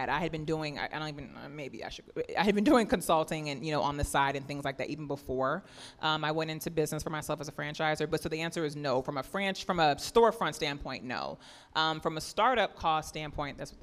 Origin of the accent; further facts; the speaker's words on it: New Orleans, Louisiana, United States; moved away; I'm actually from New Orleans. So I had grown up drinking PJ's coffee